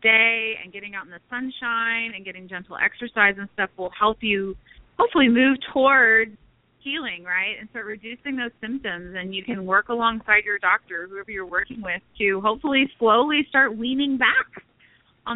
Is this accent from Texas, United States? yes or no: yes; Texas, United States; moved away as an adult; now in Florida, United States; I'm from Texas, but like I said, my husband's military, so we've traveled all over the place. We are currently in Florida.